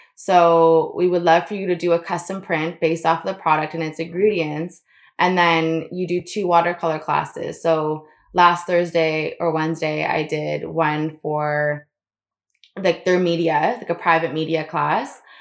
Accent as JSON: {"language": "English", "region": "Florida", "country": "United States", "tie": "born or raised there", "said": "I grew up in Florida"}